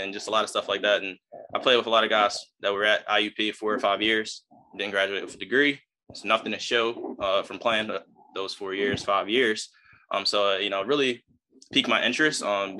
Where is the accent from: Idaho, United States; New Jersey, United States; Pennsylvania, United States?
Pennsylvania, United States; Philadelphia; moved away; growing up in Philadelphia, going to different types of schools